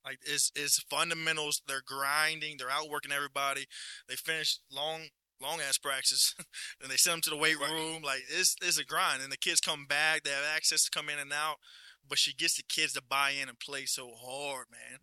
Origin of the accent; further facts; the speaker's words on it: Livingston Parish, Louisiana, United States; born and raised in Livingston Parish